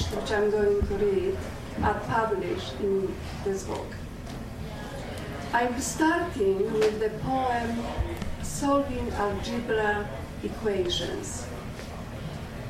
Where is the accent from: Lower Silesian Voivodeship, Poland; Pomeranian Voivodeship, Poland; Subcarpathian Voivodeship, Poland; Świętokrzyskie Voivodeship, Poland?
Lower Silesian Voivodeship, Poland; Legnica; English is a second language; now in Canada; I immigrated from Poland without knowing English